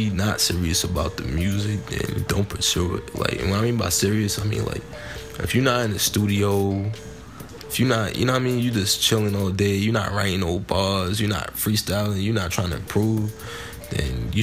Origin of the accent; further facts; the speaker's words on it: Elmont, New York, United States; from Elmont, New York